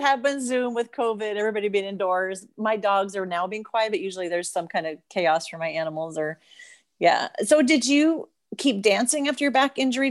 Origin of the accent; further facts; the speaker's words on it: United States; being an American